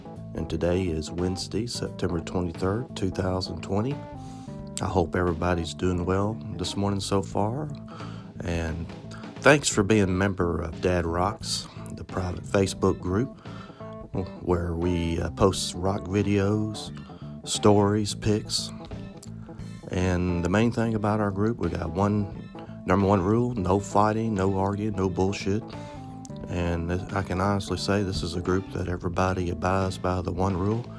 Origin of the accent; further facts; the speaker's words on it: Memphis, Tennessee, United States; listened to the AM radio growing up in Memphis, Tennessee